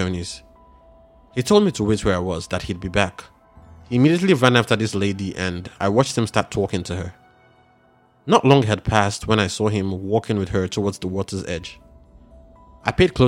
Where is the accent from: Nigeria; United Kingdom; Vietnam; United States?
Nigeria; growing up in Nigeria